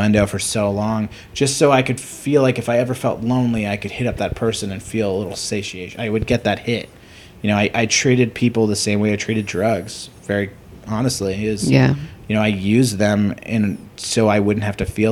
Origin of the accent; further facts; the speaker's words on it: New York, United States; I'm Jewish from New York.